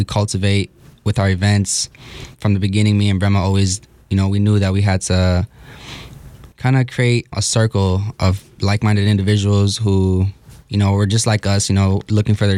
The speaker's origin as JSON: {"language": "English", "town": "Milwaukee", "region": "Wisconsin", "country": "United States", "tie": "born or raised there", "said": "I was born and raised here in Milwaukee, Wisconsin."}